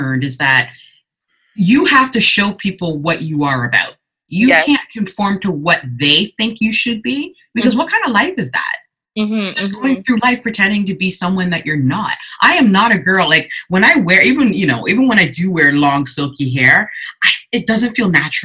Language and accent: English; Canada; also born or lived in Ghana; I was born in Ghana in the 70s, and then came over with my mother in her lap. So she and I journeyed to Canada together